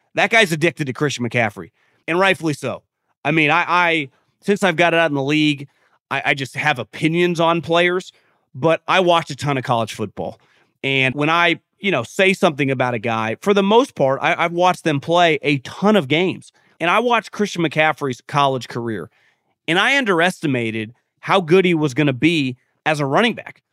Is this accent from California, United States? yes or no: yes; Northern California, United States; I've been born and raised in Northern California